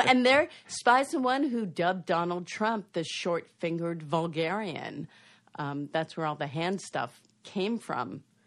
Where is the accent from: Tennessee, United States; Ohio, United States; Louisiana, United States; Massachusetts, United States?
Massachusetts, United States; Boston; I grew up in Boston in the late sixties